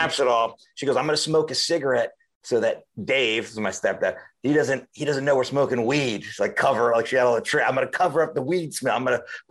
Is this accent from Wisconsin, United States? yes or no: no; Miami, Florida, United States; moved away; I grew up in Miami, Florida